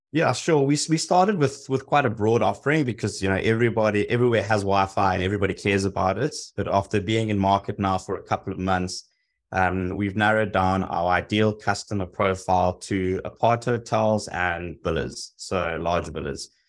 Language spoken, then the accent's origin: English; South Africa; moved away as an adult; also born or lived in Hong Kong / Los Angeles; I'm originally from South Africa. I spent the last fifteen years, um, living and working abroad, spent six years in Hong Kong, five in Los Angeles.